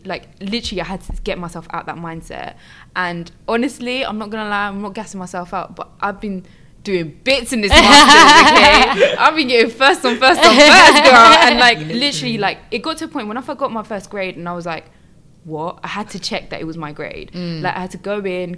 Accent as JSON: {"language": "English", "country": "France", "tie": "born or raised there", "moved": "yes", "lives_now": "United Kingdom", "said": "I was born in France"}